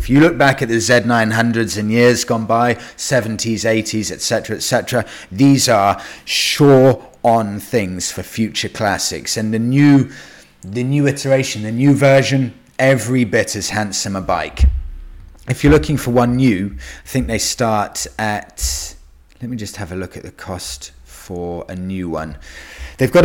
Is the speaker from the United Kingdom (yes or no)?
yes; United Kingdom; as a British guy